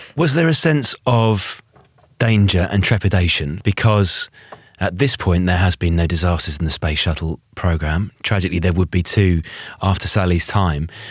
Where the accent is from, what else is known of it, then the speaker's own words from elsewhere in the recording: United Kingdom; even in the U K